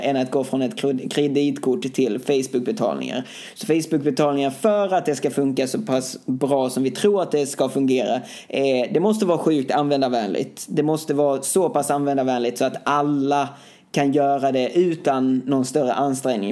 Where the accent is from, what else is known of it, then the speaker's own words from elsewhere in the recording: Sweden; hemma i Sverige